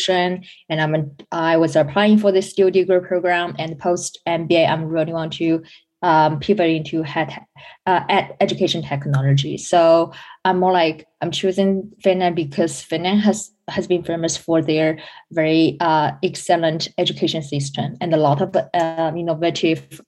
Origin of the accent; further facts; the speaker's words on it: China; moved away as an adult; I'm originally from China.